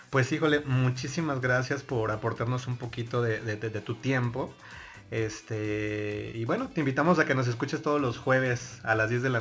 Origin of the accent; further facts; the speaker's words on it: Mexico City, Mexico; Yo soy del DF. ¿Del DF? ¿De qué delegación? Iztapalapa.